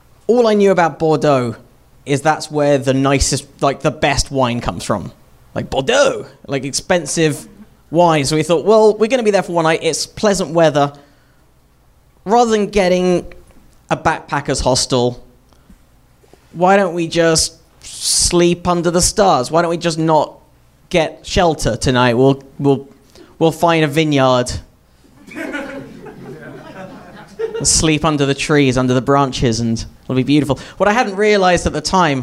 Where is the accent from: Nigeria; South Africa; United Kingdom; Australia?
United Kingdom; I grew up in Britain